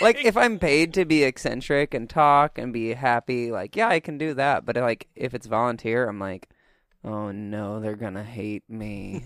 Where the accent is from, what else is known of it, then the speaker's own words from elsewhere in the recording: Missouri, United States; I'm from Missouri